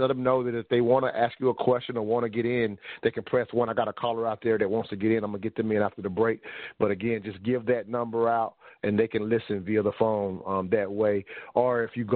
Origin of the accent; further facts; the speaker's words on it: the South, United States; me growing up in the South